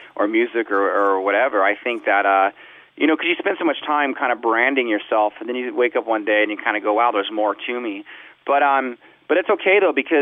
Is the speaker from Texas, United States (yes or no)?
no; Southern California, United States; I grew up in Southern California